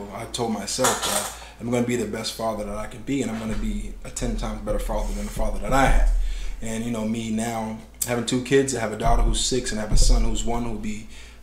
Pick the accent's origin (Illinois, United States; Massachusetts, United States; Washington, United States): Massachusetts, United States; Boston; Growing up in Mission Hill, in the city of Roxbury, you don't get a chance to value other people's culture